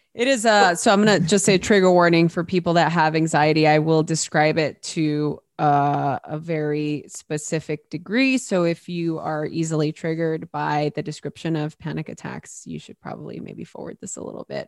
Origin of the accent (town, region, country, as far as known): Los Angeles, California, United States; born or raised there